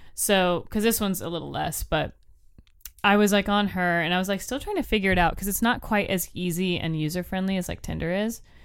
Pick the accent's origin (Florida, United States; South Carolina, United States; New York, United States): Florida, United States; I'm from Florida